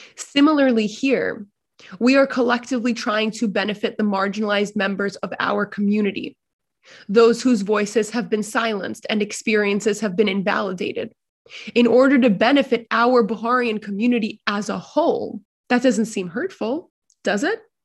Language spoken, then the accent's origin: English; New York City, New York, United States; growing up in larger American New York City society